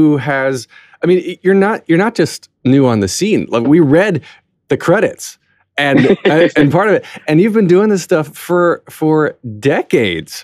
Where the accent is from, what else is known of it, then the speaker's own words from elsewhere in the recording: United States; now in New York, United States; as an American living in New York